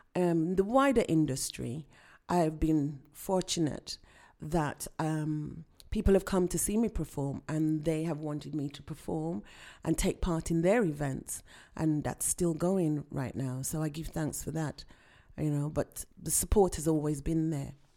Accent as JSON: {"language": "English", "town": "Birmingham", "region": "West Midlands", "country": "United Kingdom", "tie": "born or raised there", "said": "I was born here in Birmingham, uh, U K, and both of my parents are from Jamaica"}